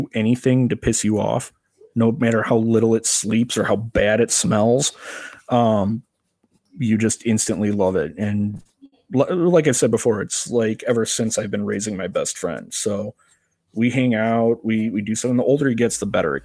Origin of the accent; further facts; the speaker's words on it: Crystal Lake, Illinois, United States; I am from Crystal Lake, Illinois